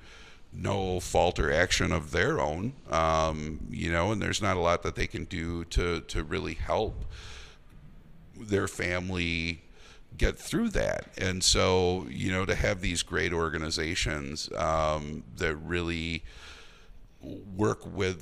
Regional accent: Eau Claire, Wisconsin, United States; growing up in Eau Claire

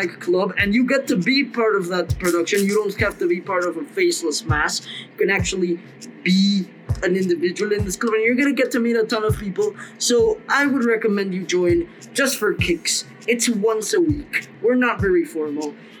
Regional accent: Mexico; moved away; I'm from Mexico

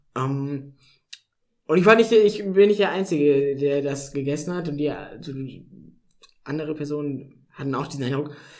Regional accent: North Rhine-Westphalia, Germany; moved away as an adult; also born or lived in Baden-Württemberg; now in Tübingen, Germany; in NRW, so wo ich herkomme

